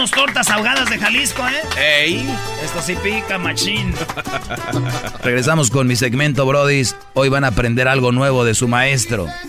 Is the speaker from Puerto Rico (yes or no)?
yes; Puerto Rico; soy el puertorriqueño, aquí de repente